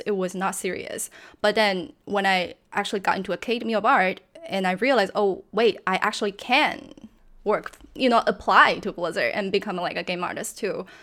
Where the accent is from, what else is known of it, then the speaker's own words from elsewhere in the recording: China; English is a second language; moved away; also born or lived in San Francisco; I'm from China, and back when I was growing up, video game was kinda banned